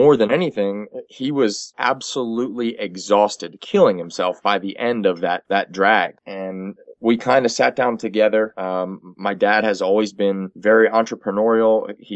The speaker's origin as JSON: {"language": "English", "area": "York County", "region": "South Central Pennsylvania", "country": "United States", "tie": "born or raised there", "said": "I grew up in South Central Pennsylvania, York County to be specific"}